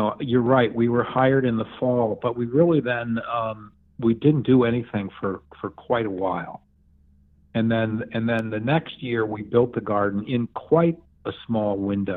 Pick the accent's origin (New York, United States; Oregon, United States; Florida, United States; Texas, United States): New York, United States; Borscht Belt Catskills; I grew up in the Borscht Belt Catskills.